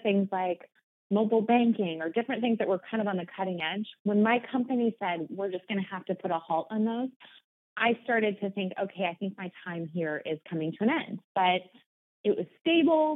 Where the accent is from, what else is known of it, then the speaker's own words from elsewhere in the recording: Omaha, Nebraska, United States; moved away as an adult; now in Portland, United States; born and bred in Omaha, Nebraska, so I'm a Midwest girl at heart